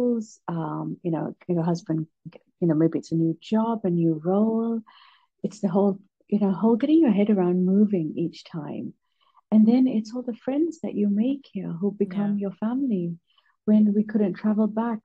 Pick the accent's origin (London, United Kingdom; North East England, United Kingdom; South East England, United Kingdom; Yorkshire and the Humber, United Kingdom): London, United Kingdom; also born or lived in Malaysia / Melbourne, Australia / Blackpool / Edinburgh; now in Singapore; I grew up in London